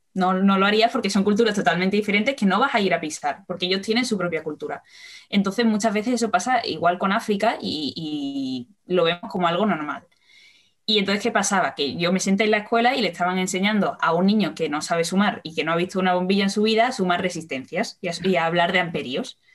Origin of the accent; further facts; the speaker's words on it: Seville, Andalusia, Spain; yo soy de Sevilla